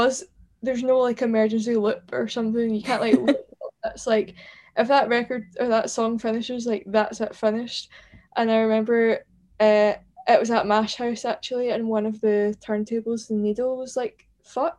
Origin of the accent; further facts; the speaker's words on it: Hamilton, Scotland, United Kingdom; also born or lived in London; now in Glasgow, United Kingdom; I'm from like Hamilton, so Hamilton.